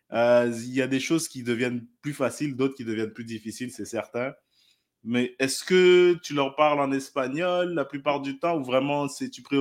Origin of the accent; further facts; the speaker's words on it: Quebec, Canada; on va dire on, parce que je suis québécois, on apprécie la culture